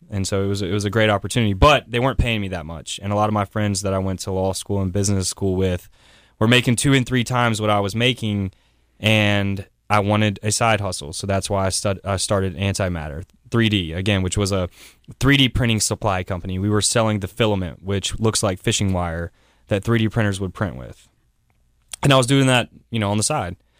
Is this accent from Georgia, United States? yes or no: no; South Carolina, United States; moved away; also born or lived in New York City; I'm from South Carolina